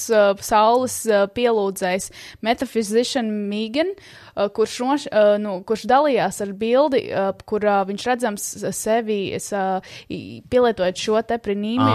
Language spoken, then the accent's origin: Latvian; Latvia; mēs esam latvieši